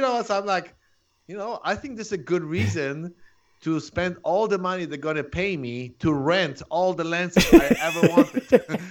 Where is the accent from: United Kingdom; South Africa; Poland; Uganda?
Poland; English is a second language; moved away as an adult; also born or lived in Chicago / San Diego; now in Orange County, United States; I'm originally from Poland